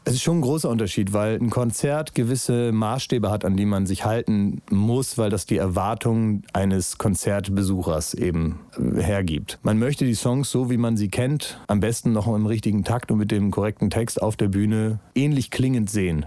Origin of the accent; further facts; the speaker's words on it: Northern Germany, Germany; als Norddeutscher